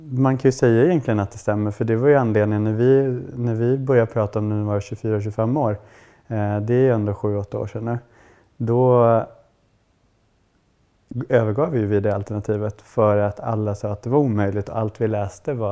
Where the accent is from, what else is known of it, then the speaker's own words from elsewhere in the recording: Kiruna, Norrbotten County, Sweden; also born or lived in Sundsvall; now in Stockholm, Sweden; Och jag kommer från Kiruna